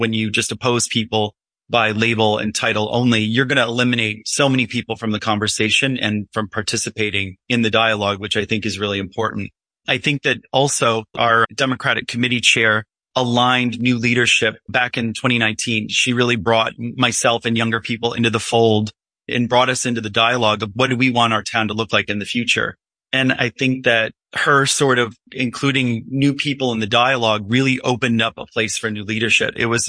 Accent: Illinois, United States; also born or lived in New York City; now in Highland, United States; I came from Illinois and from via New York City and have lived up here for 18 years.

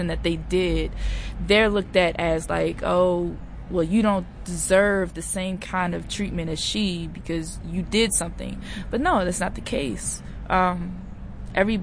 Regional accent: Maryland, United States; I'm actually from Maryland

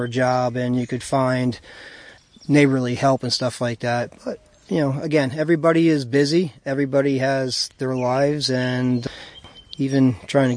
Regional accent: Callicoon / Jeffersonville area, New York, United States; As a kid, I grew up in the Calicoon Jeff area, up through Route 52A there.

